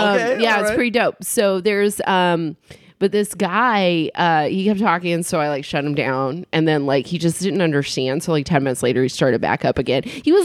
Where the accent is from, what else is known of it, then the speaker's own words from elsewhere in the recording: Ione, California, United States; I have a bit where I talk about growing up in Ione.